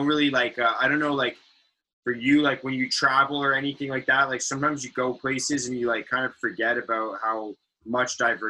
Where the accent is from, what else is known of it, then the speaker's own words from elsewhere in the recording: Richmond, British Columbia, Canada; I loved growing up in Richmond, man. Growing up in Richmond was so sick.